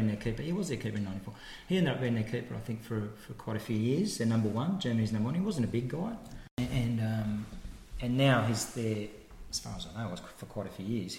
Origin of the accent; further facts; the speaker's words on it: Australia; being Australian